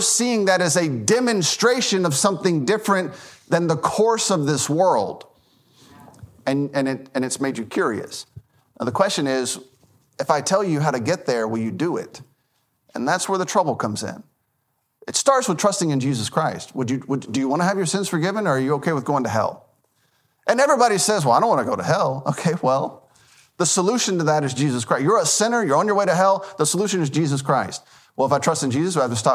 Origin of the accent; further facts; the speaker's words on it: Memphis, Tennessee, United States; now in Lucedale, United States; I grew up in Memphis, Tennessee.